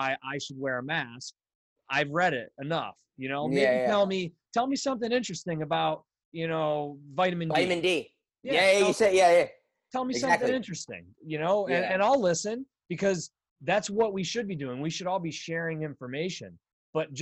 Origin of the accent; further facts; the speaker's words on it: Bradford, Pennsylvania, United States; moved away as an adult; also born or lived in Philadelphia / Indianapolis / Des Moines, Iowa / Los Angeles; So I'm from Western Pennsylvania. So okay, cool. I grew up north of here in a really small town called Bradford, PA.